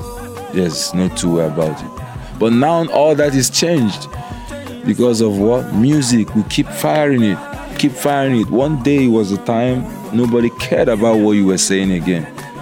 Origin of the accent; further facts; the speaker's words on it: Enugu, Enugu State, Nigeria; I'm from Nigeria.